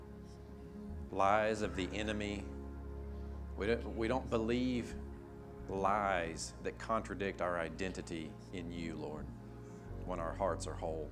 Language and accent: English; Fayetteville, the South, United States; I grew up in the South, Fayetteville